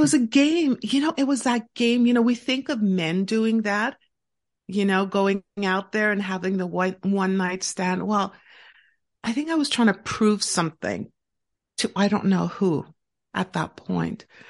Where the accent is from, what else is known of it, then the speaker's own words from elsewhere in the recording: Montreal, Quebec, Canada; I actually live and born and raised in Montreal, Quebec, in Canada